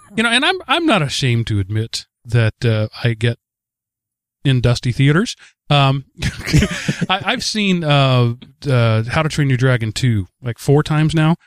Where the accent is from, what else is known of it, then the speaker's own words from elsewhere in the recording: Texas, United States; I come from Texas, where unions are illegal